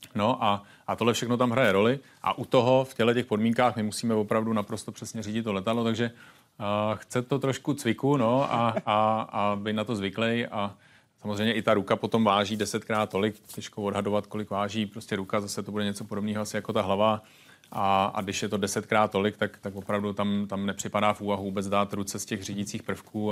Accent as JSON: {"language": "Czech", "country": "Czechia", "said": "jsem tady z Čech"}